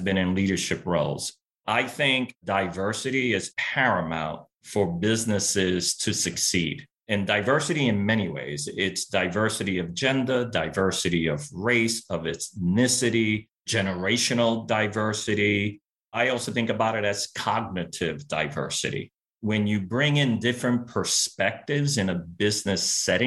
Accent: New York City, New York, United States; first language Spanish; English is a second language; I was born and raised in Brooklyn, New York, to a working class family in a working class neighborhood

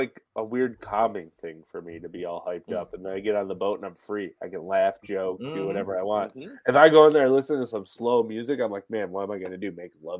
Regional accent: Buffalo, New York, United States; Yes, because I'm from Buffalo.

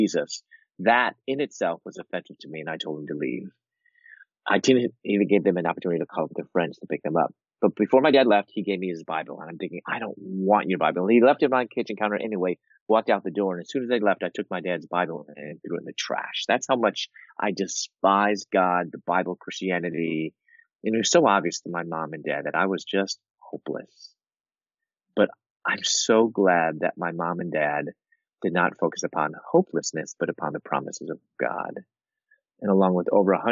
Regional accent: Chicago, Illinois, United States; moved away as an adult; also born or lived in Louisville, Kentucky; I'm from Chicago and I moved to Louisville, Kentucky

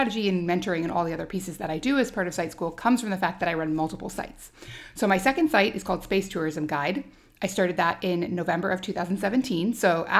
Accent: Alaska, United States; also born or lived in Maryland / London / California / Indiana; lived in Alaska. That's where I grew up. I've lived in London. I've lived in California, Indiana, Iowa. I was born in Maryland.

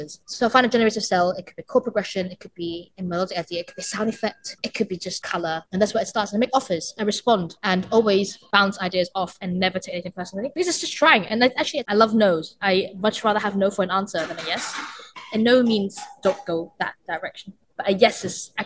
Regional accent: Hong Kong; moved away as an adult; now in United Kingdom; I grew up in Hong Kong and had a percussion teacher

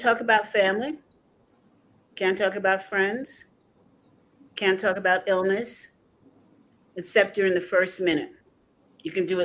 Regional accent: United States; I'm an American Italian.

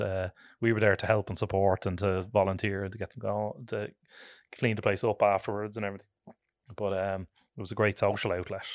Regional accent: Dublin, Leinster, Ireland; I am born and reared in Tala, uh, originally

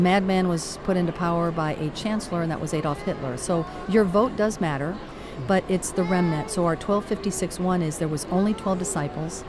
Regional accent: Caracas, Capital District, Venezuela; moved away; also born or lived in Miami; I'm actually from Caracas, Venezuela

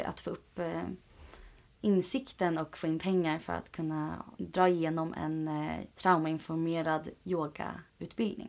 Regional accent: Åkersberga, Stockholm County, Sweden; jag är ju från Sverige, mm. från mm. Åkersberga

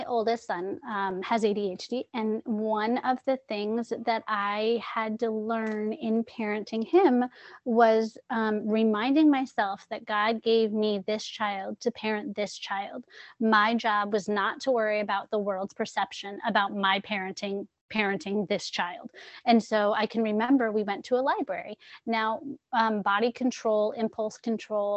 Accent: San Diego, California, United States; also born or lived in New England; now in Connecticut, United States; I grew up in San Diego, California, where everybody's happy and friendly

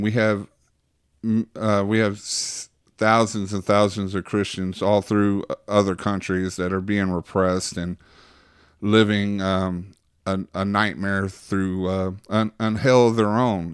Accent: Waxahachie, Texas, United States; where I'm from, Waxahachie

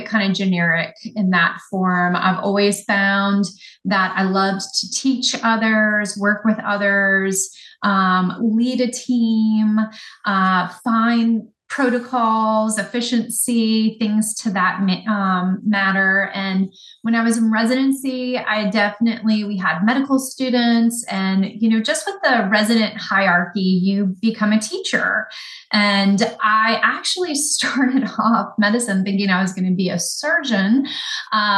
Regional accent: Ocean Springs, Mississippi, United States; moved away as an adult; also born or lived in New Orleans, Louisiana / Fort Lauderdale, Florida; now in Pensacola, United States; I grew up on the Gulf Coast. So born in New Orleans, spent the later part of my childhood in Ocean Springs, Mississippi.

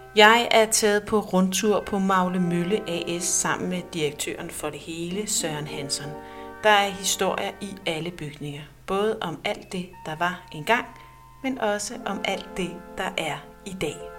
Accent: Næstved, Zealand, Denmark; moved away; jeg er født og opvokset i Næstved. I mange år har jeg dog været væk fra byen, men nu er jeg flyttet tilbage

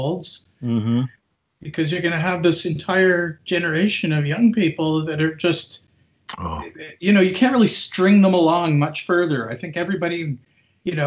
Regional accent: Winnipeg, Manitoba, Canada; also born or lived in New York City, United States; now in Hamilton, Canada; I was born in Winnipeg, Canada

